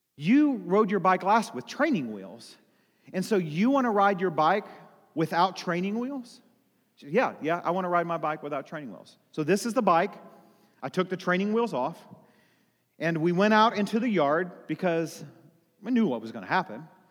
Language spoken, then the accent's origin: English; United States; I live as an American in the United States of America